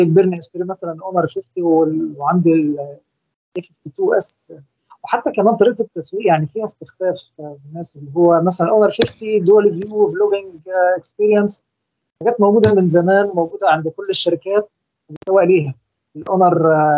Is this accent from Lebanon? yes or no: no; Egypt; وأنا طبعا مصري